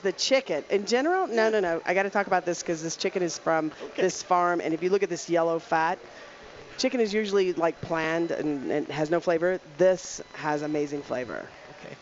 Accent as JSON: {"language": "English", "region": "Louisiana", "country": "United States", "also_born_or_lived": "Dallas, Texas", "moved": "as an adult", "lives_now": "Colorado, United States", "said": "I'm from Louisiana"}